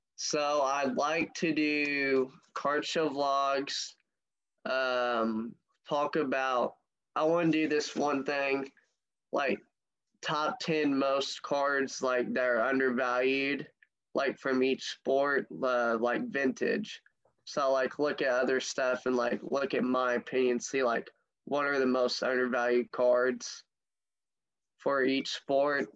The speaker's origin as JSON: {"language": "English", "town": "St. Louis", "region": "Missouri", "country": "United States", "said": "I'm from the St. Louis area"}